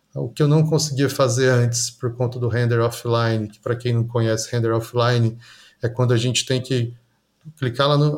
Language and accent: Portuguese; Goiânia, Goiás, Brazil; Eu sou nascido em Goiânia, né, no estado de Goiás aqui